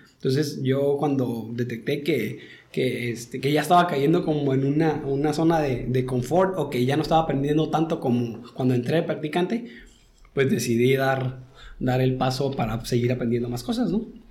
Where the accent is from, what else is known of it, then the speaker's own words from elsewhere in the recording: Tijuana, Baja California, Mexico; also born or lived in Sinaloa / Puebla / Guadalajara; yo nací en Abulato. ¿En en Abulato, ahí en Sinaloa. Y, pero desde chiquito me vine por acá para Tijuana